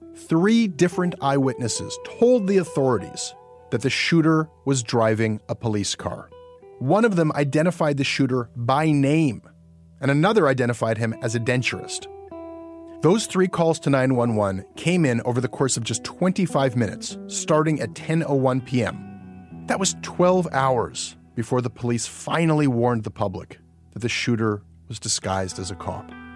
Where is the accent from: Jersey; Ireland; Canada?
Canada; as a Canadian journalist